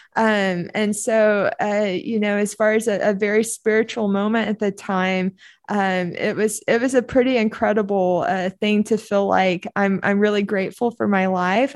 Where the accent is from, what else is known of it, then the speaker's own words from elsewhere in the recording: Oklahoma, United States; also born or lived in Duncan, Oklahoma; we moved from Duncan, Oklahoma up to Oklahoma City